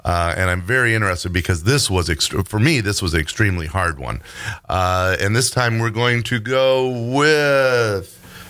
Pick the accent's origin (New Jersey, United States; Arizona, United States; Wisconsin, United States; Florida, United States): New Jersey, United States; I'm from Jersey. You from Jersey? I'm from Jersey.